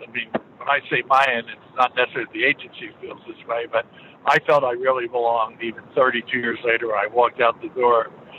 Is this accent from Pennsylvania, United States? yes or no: yes; Philadelphia, Pennsylvania, United States; born there; I was born in Philadelphia, so I must say, from a basically a blue collar environment, the agency was not high on my radar.